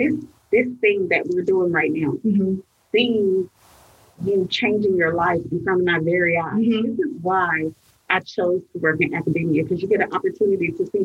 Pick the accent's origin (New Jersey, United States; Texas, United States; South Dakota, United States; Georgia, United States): Georgia, United States; Atlanta; I was raised in East Atlanta